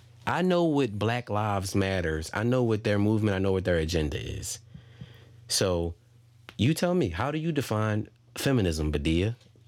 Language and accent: English; Philadelphia, Pennsylvania, United States; we are from Philadelphia